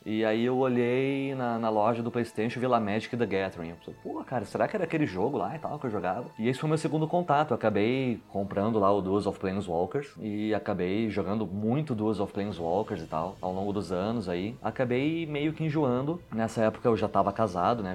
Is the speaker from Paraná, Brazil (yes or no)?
no; Porto Alegre, Rio Grande do Sul, Brazil; moved away as an adult; also born or lived in São José dos Campos, São Paulo / Santa Catarina; now in Guarulhos, Brazil; eu nasci, me criei em Porto Alegre, fiquei lá até os 25 anos de idade.